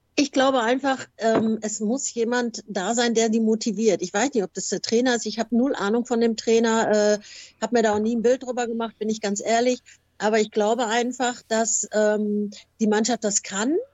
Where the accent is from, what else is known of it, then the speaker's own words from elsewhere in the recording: Gelsenkirchen, North Rhine-Westphalia, Germany; also born or lived in Hamburg; ich bin tatsächlich eine waschechte Gelsenkirchnerin. Ich bin ähm, ähm, super Jahrgang 63 in Gelsenkirchen geboren und bin eigentlich auch nie weiter weggekommen